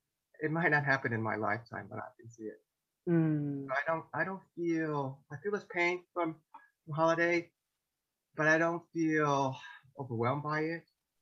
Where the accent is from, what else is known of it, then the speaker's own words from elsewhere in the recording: Chicago, Illinois, United States; I'm a Chinese American. I was born in Chicago. I don't speak any Chinese. I'm very American.